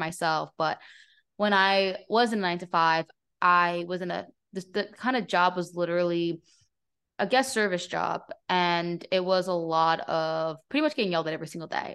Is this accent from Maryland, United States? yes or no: no; New Jersey, United States; moved away as an adult; also born or lived in Florida; I grew up in New Jersey, in North Jersey